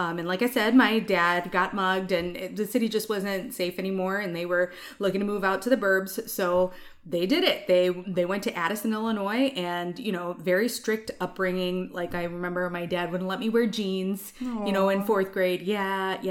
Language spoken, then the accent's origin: English; India; And I'm like, yes, I'm Indian.